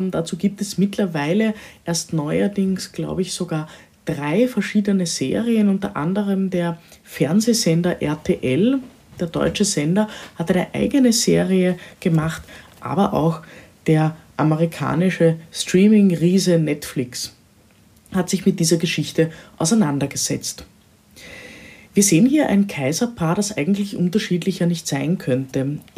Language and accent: German; Vienna, Austria; Heute werde ich euch entführen in die Stadt Wien, in meine Heimatstadt natürlich.